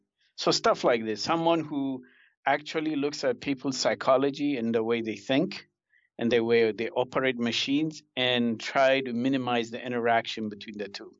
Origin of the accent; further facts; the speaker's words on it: Kenya; born there; I was born in Kenya.